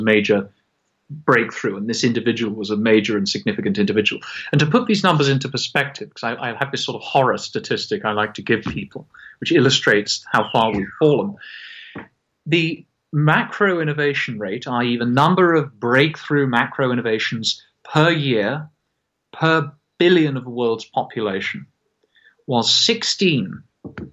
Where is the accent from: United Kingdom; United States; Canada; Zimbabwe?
United Kingdom; Scotland; I say this as a Scotsman